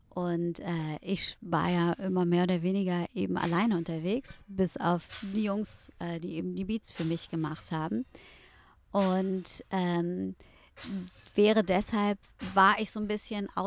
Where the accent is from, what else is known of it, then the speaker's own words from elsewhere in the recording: Berlin, Germany; Ich glaube auch als Berliner.